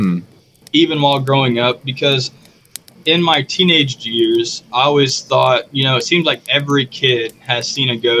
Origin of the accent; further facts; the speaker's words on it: southern Illinois, United States; I'm from Illinois, not Chicago. I'm from a little further south where all you smell is cow droppings and mushrooms everywhere